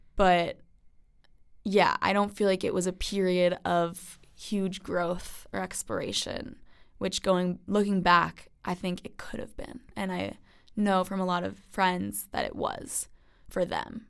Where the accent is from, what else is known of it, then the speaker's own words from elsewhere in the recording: Westchester, New York, United States; I'm from Westchester, New York.